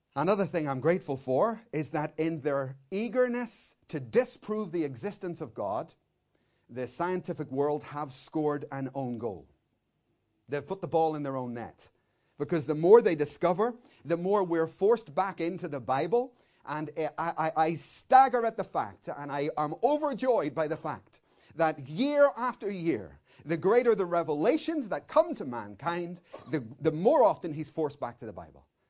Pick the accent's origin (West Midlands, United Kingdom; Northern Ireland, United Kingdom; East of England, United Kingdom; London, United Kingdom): Northern Ireland, United Kingdom; Belfast; I'm coming from Belfast.